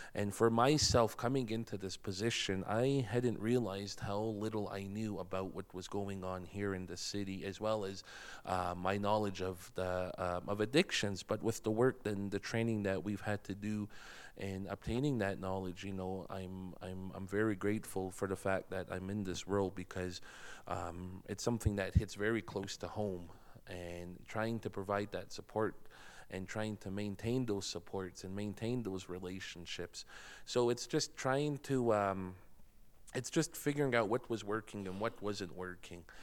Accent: Blood Reserve, Alberta, Canada; moved away as an adult; now in Lethbridge, Canada; I'm from the Blood Reserve. I was born and raised, and I've been living here in the city for a little over three years now.

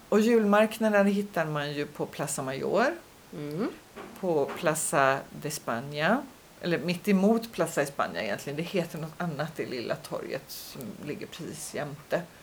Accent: Sweden; moved away; hemma i Sverige

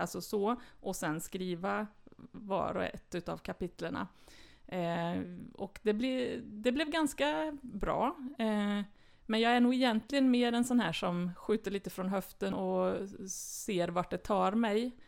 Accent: Värmland, Sweden; moved away as an adult; also born or lived in Stockholm / Östergötland; now in Karlstad, Sweden; Jag är född i Stockholm faktiskt, mm. men kom till Värmland som ettåring

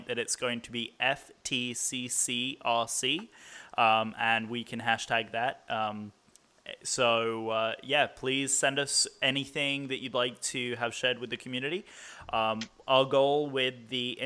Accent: England, United Kingdom; I'm the English guy

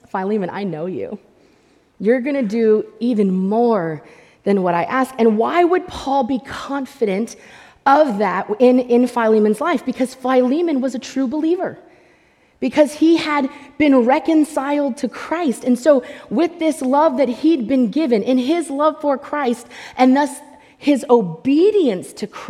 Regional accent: United States; as American believers

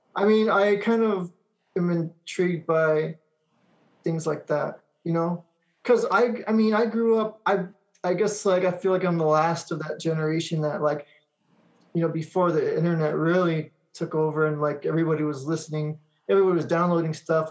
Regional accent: Monterey Park, California, United States; also born or lived in Alhambra, California / West Covina, California; my parents split up and went back to Monterey Park.

